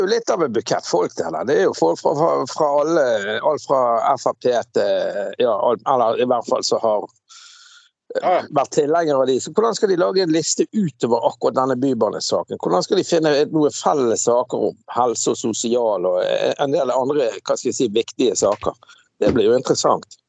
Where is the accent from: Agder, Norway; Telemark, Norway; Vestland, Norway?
Vestland, Norway; Bergen; moved away; jeg er fra Laksevåg